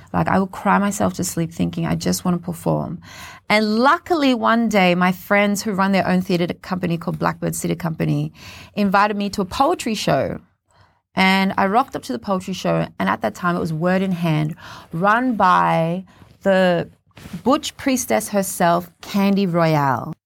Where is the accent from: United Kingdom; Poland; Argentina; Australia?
Australia; Cairns, Queensland; also born or lived in Papua New Guinea; brought us to Cairns when I was six years old, and I grew up in Cairns